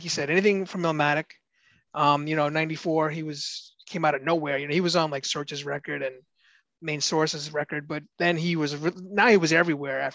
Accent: New York City, New York, United States; that's where I grew up. I grew up right under that bridge

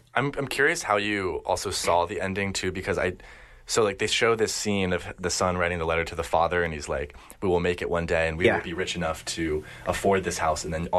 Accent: United States; I grew up in America

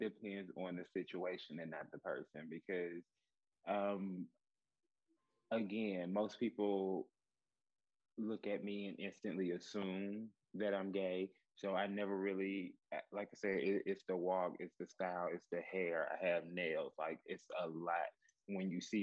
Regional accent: the South, United States; I grew up in the South, you know, and we have this thing, Southern hospitality, where we speak to everybody

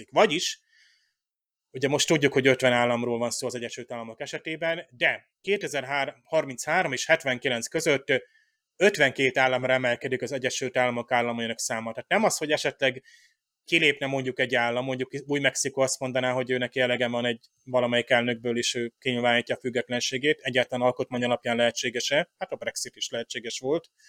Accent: Hungary; Tehát amikor én, mint magyar diák megtanultam, nem tudom, ilyen észak-amerikai történelmet

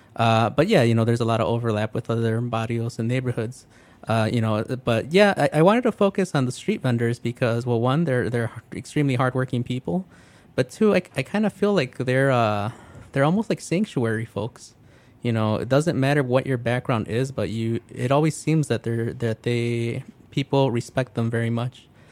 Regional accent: Calumet Park, Illinois, United States; also born or lived in Blue Island, Illinois / Grand Rapids, Michigan; I originally, you know, grew up in Calumet Park, then moved out to Blue Island

